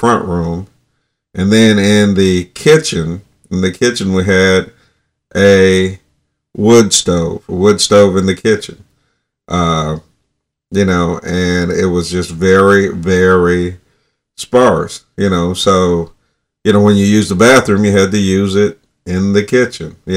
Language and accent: English; North Alabama, United States; when I was a child, I grew up in North Alabama in 1960s